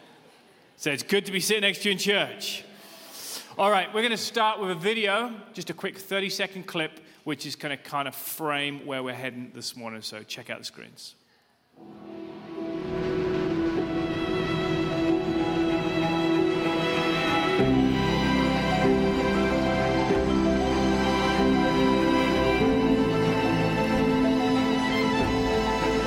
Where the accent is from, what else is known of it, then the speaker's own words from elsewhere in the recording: United Kingdom; as you can probably tell from my accent. I'm from the UK